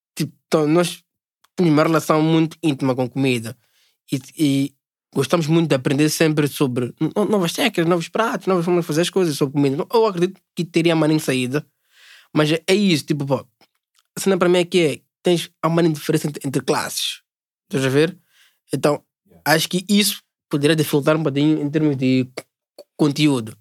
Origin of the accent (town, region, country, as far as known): Mozambique